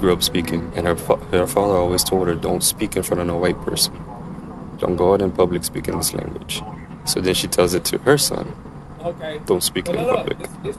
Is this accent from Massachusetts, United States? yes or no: no; Ascension Parish, Louisiana, United States; I am 20 years old. I am from Louisiana, specifically Ascension Parish.